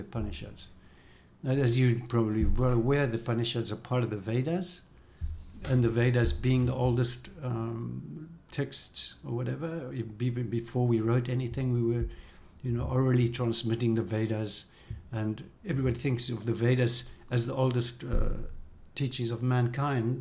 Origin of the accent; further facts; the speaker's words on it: South Africa; as a South African, we weren't allowed to go to India at that time.